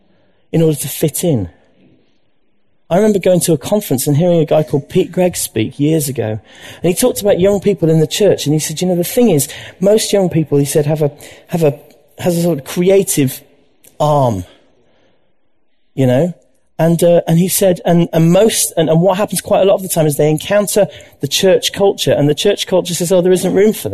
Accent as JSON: {"language": "English", "town": "Leeds", "region": "Yorkshire and the Humber", "country": "United Kingdom", "tie": "born or raised there", "said": "I was brought up in Leeds"}